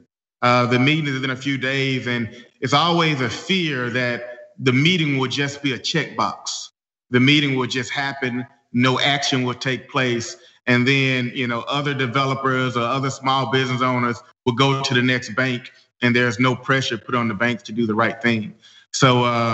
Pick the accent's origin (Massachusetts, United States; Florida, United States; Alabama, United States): Alabama, United States; Birmingham; I'm just a loud voice in Birmingham because I sacrifice everything to come back to my hometown